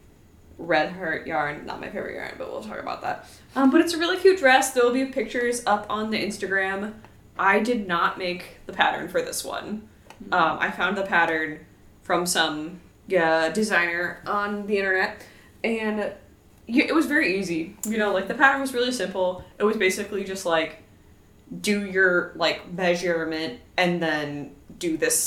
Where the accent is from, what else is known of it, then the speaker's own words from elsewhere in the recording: Washington, United States; now in Los Angeles, United States; We're from Washington where it rains all the time